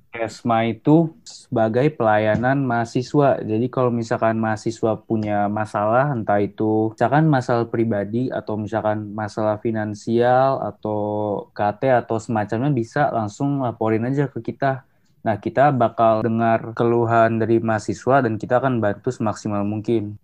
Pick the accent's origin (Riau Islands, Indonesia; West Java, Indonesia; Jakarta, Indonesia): West Java, Indonesia; Depok; asal gue dari Depok